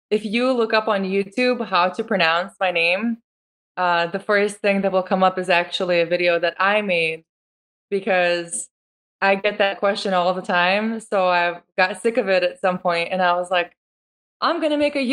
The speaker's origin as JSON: {"language": "English", "country": "Lithuania", "moved": "yes", "lives_now": "United States", "said": "it's actually Lithuanian. That's where I'm from, and it's a very common and popular name there. Very traditional. Mm-hmm. Um, so I was born in Lithuania. I moved to America in 2003."}